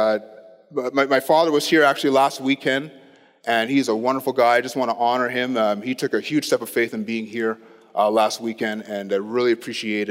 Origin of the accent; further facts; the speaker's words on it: Ottawa, Ontario, Canada; I grew up in Ottawa